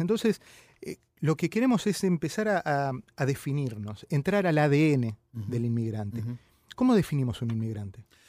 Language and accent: Spanish; Argentina; moved away; los argentinos siempre tenemos